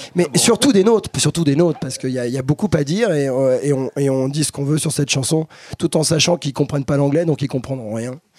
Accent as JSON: {"language": "French", "country": "France", "said": "je suis un latin, je suis un français, donc un latin"}